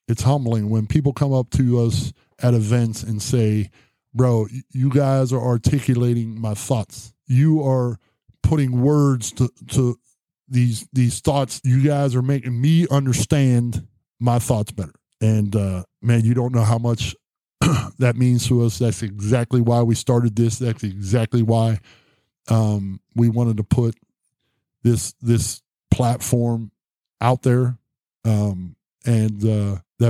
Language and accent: English; Martins Ferry, Ohio, United States; my hometown of Martins Ferry